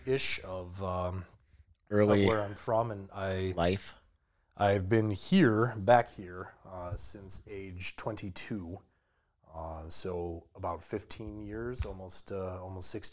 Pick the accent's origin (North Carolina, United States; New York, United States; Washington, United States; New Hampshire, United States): New York, United States; Western; also born or lived in Boston, Massachusetts; is originally from the Northeast and moved out here to the lovely, gray, barren wasteland of Western New York in early elementary school.